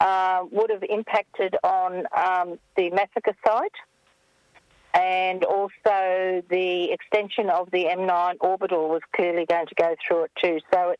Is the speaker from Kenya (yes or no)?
no; Camden, New South Wales, Australia; now in Wallandilly, Australia; So I was born in Camden. I don't live in Camden anymore. My parents still do, but I live in Wallandilly, which is still all country.